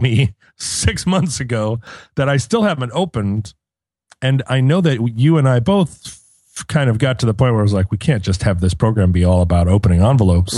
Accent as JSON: {"language": "English", "country": "United States", "said": "I'm an American"}